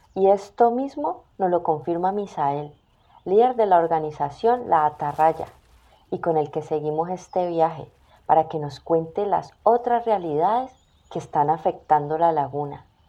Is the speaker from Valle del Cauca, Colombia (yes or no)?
yes; Buga, Valle del Cauca, Colombia; este es mi terruño